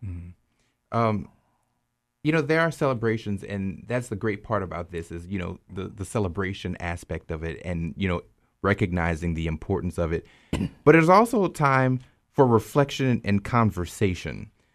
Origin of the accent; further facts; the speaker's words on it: South Louisiana, United States; moved away as an adult; also born or lived in Texas; growing up in South Louisiana, we didn't learn about it in school